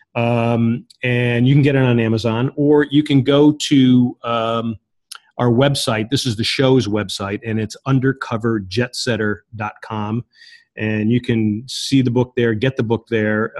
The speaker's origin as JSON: {"language": "English", "country": "United States", "said": "I'm an American"}